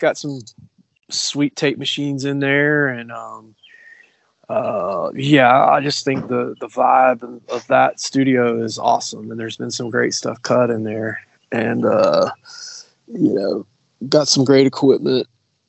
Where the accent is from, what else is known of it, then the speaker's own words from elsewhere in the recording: Appalachia, United States; No, we're from Appalachia, so we have a little bit of a different, bit of a different thing going on.